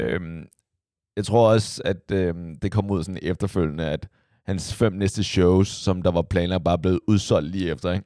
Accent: Copenhagen, Capital Region of Denmark, Denmark; jeg voksede op ude på Amager

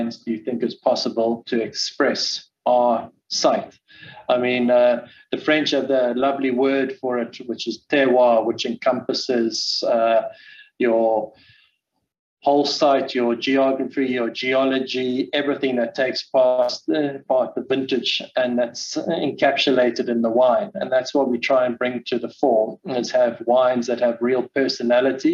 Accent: South Africa; also born or lived in France; our warm climates and our conditions

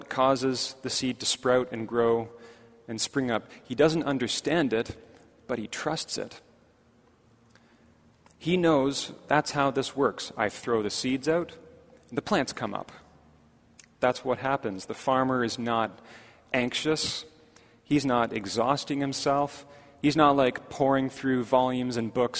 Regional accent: Markham, Ontario, Canada; when I was growing up in Markham

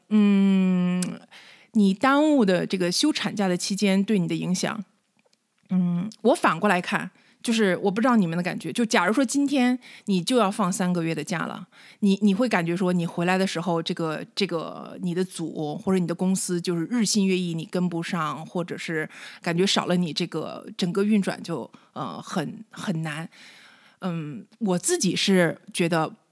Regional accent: Northeast China, China; moved away as an adult; now in United States; 我是东北出生的

